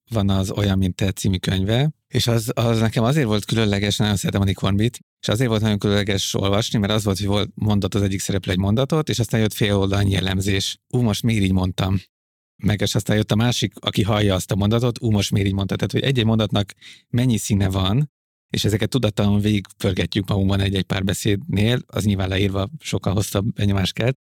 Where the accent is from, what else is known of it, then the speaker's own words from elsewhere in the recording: Budapest, Hungary; én Budapesten nőttem fel a városban